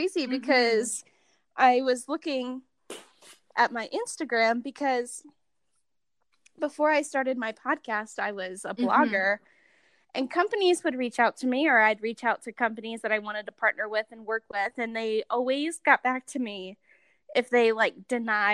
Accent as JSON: {"language": "English", "region": "Ohio", "country": "United States", "moved": "yes", "lives_now": "Salt Lake City, United States", "said": "I'm from Ohio"}